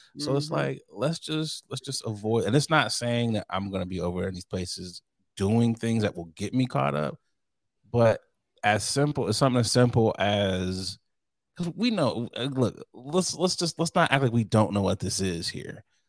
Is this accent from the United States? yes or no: yes; United States; I'm an American.